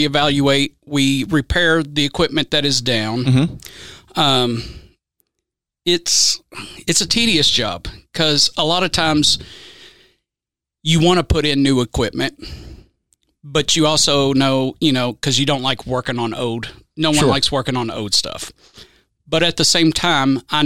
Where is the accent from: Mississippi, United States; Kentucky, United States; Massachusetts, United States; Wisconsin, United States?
Kentucky, United States; Owensboro; also born or lived in Louisville, Kentucky; I was born in Owensboro, but raised in Weissville, which is, you know, right outside the city limits